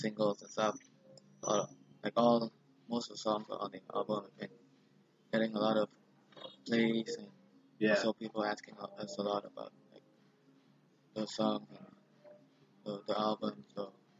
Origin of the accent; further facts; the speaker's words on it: Hanoi, Vietnam; We're from Hanoi, Vietnam, and we play kind of like metalcore mixed with a lot of things.